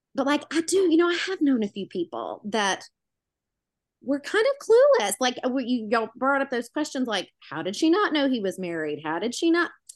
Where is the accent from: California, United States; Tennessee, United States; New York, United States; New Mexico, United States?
Tennessee, United States; Memphis; I'm from Memphis, the Tennessee. It's southern.